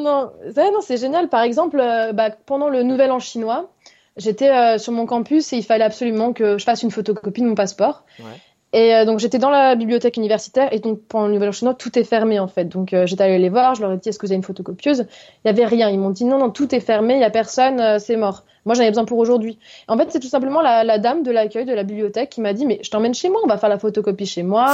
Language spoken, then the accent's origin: French; Haute-Savoie, Auvergne-Rhône-Alpes, France; also born or lived in Lyon; je viens d'Haute-Savoie, en France, donc euh, pas loin de la Suisse et de l'Italie